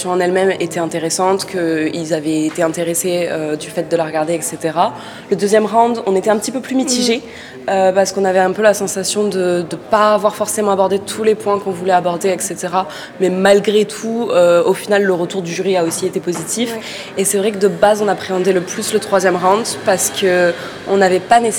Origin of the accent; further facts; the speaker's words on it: France; moved away as an adult; also born or lived in England; euh, française, et j'ai passé les deux dernières années en Angleterre